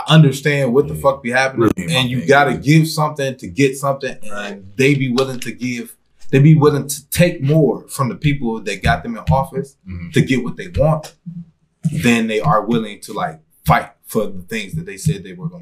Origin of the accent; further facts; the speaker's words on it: United States; I'm American